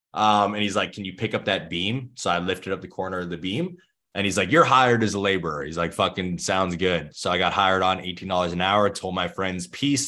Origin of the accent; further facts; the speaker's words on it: Thunder Bay, Ontario, Canada; I grew up in Thunder Bay, Ontario, Canada